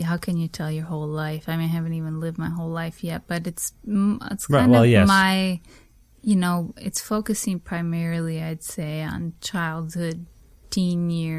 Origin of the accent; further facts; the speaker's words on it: United States; I know I definitely was growing up in America, totally brainwashed by all that shit.